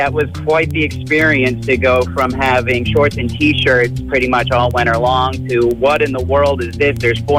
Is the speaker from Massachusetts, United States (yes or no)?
no; Arkansas, United States; now in Maine, United States; I grew up in Arkansas. I grew up where it was 80 degrees all year round, pretty much.